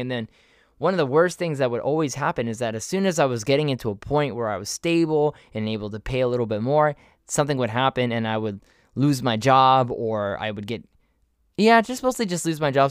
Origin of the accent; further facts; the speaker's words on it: Miami, Florida, United States; also born or lived in Orlando; I moved to from Miami to Orlando, and I went and I did college there